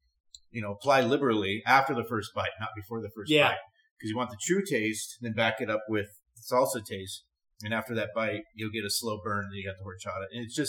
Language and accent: English; Southern California, United States; I grew up in Southern California, so this is what I'm used to.